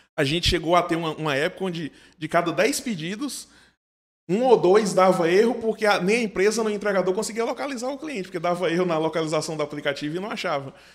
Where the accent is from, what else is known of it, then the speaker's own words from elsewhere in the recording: Livramento de Nossa Senhora, Bahia, Brazil; moved away as an adult; also born or lived in Juazeiro/Petrolina; now in Petrolina, Brazil; eu não sou daqui de Juazeiro, de Petrolina, sou de uma cidade do sudoeste da Bahia chamada Livramento de Nossa Senhora e vim para cá para estudar engenharia de produção na Univasse